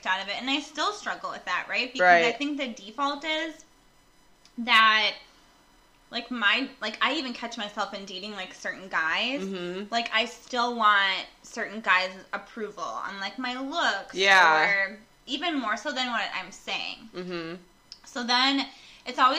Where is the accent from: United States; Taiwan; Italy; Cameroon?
United States; Midwest; we're from the Midwest